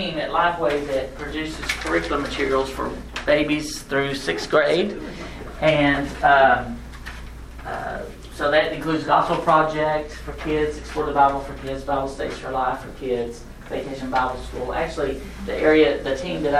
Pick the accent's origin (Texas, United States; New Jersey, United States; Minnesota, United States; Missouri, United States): Texas, United States; Lubbock; also born or lived in Tennessee; now in Nashville, United States; I'm originally from West Texas, and I lived in Tennessee, north of Nashville, for 21 years